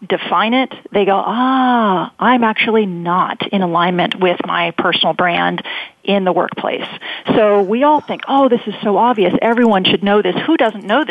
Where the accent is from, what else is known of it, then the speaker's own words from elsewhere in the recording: Silicon Valley, California, United States; born and raised in Silicon Valley